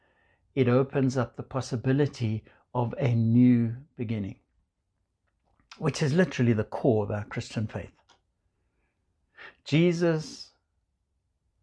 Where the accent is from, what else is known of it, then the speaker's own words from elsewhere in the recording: South Africa; now in United States; You might hear from my accent, I come from South Africa.